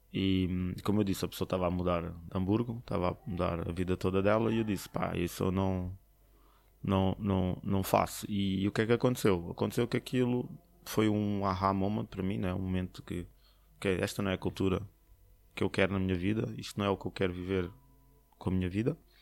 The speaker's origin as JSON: {"language": "Portuguese", "country": "Portugal", "also_born_or_lived": "Slovakia / Poland / China / Canada", "moved": "as an adult", "said": "eu sou português"}